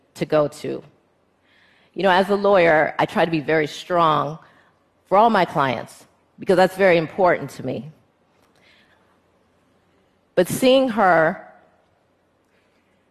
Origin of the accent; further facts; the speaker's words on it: United States; Me as an American female lawyer